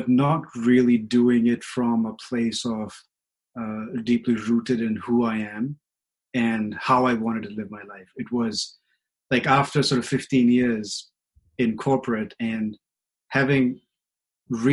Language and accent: English; India; moved away; I grew up in India with a very conventional idea of relationship